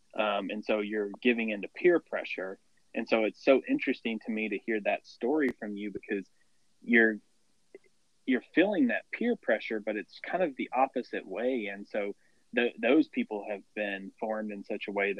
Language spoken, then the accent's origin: English; the South, United States; moved away as an adult; now in Missouri, United States; I'm from the South